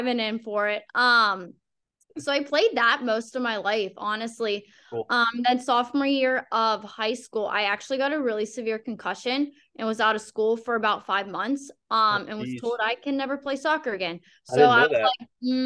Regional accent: Pittsburgh, Pennsylvania, United States; I grew up in Pittsburgh, specifically like the North Hills area, and lived there most of my life

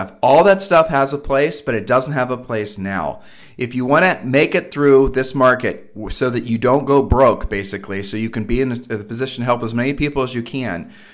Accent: Columbus, Ohio, United States; we are from Columbus, Ohio

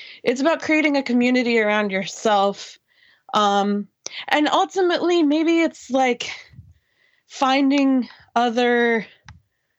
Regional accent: Greenwood, Indiana, United States; I grew up in Greenwood, motherfucking Indiana

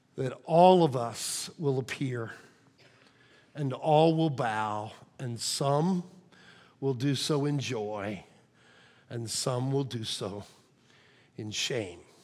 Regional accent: Illinois, United States; moved away; my hometown, a team back in Illinois

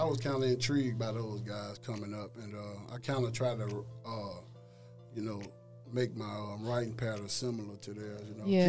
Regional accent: Leland, Mississippi, United States; now in Nashville, United States; I'm originally from Leland, Mississippi.

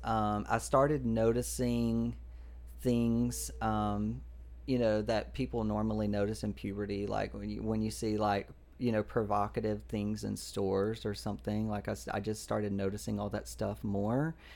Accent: Georgia, United States; I grew up in Georgia

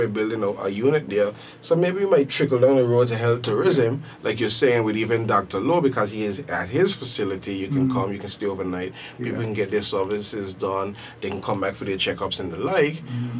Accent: Anguilla; I was born in the Cottage Hospital several years later.

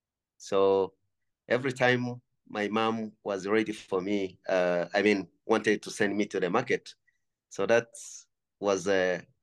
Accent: Kinigi, Northern Province, Rwanda; Well, I was born and raised near Volcanoes National Park, that is in the northern part of Rwanda. That's where I grew up, basically in a village called the Chinigi.

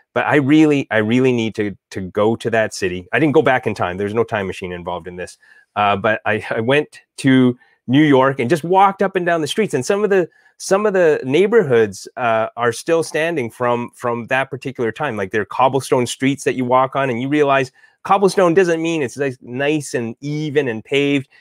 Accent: Alberta, Canada; I'm from Alberta.

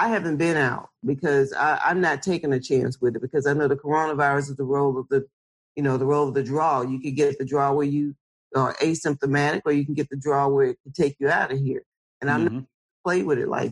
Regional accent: Lowndes County, Alabama, United States; I'm from Lowndes County, Alabama

